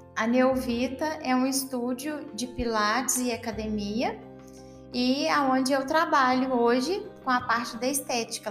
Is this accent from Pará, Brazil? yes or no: no; Ubá, Minas Gerais, Brazil; moved away as an adult; also born or lived in Juiz de Fora; now in Campo Belo, Brazil; eu sou natural de Ubar